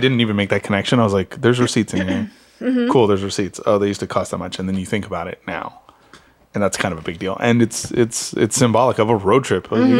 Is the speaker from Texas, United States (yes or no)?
yes; San Antonio, Texas, United States; moved away; I grew up in San Antonio, and where y'all took pictures is home. So I grew up in 78228.